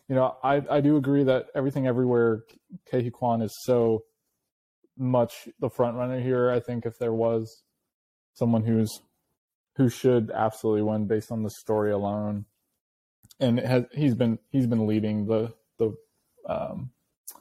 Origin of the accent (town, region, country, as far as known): Sonoma County, California, United States; born or raised there